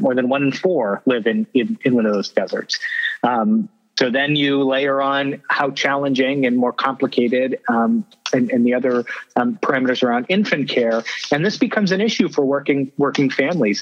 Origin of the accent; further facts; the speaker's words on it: York County, Maine, United States; when I was growing up in York County